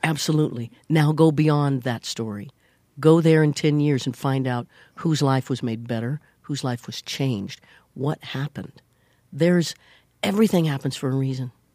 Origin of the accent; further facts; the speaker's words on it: Leavenworth, Kansas, United States; moved away; I was born in Leavenworth, Kansas